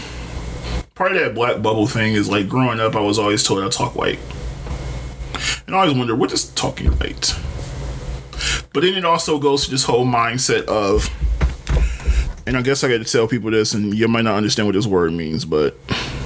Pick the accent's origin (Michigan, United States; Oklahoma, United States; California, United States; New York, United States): Michigan, United States; Detroit; I'm from Detroit